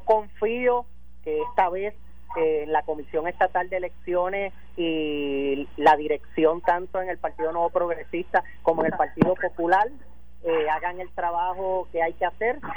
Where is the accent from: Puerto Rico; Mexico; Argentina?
Puerto Rico; somos un territorio de los Estados Unidos